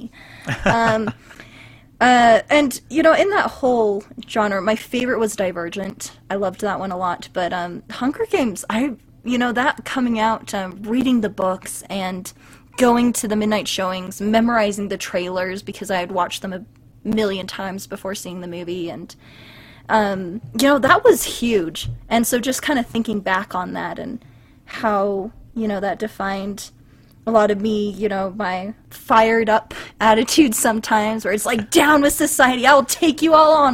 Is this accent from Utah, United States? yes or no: yes; Vernal, Utah, United States; growing up in Vernal